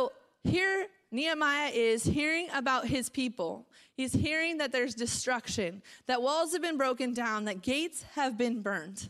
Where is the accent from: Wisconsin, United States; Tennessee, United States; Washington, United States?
Washington, United States; Marysville; moved away as an adult; also born or lived in Covington, Washington / Maple Valley, Washington / Phoenix, Arizona; now in Salt Lake City, United States; I was born and raised in Marysville. I was born at Everett General Hospital, raised in Marysville, moved to Covington, grew up there in a local church